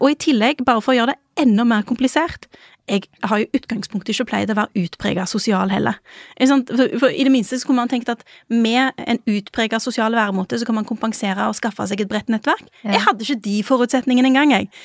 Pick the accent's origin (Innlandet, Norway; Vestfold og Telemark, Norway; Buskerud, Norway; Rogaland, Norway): Rogaland, Norway; moved away; Siden jeg kom fra Rogaland